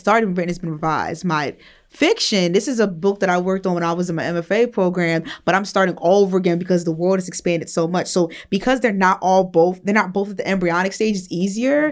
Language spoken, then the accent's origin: English; New Jersey, United States; I'm a woman from New Jersey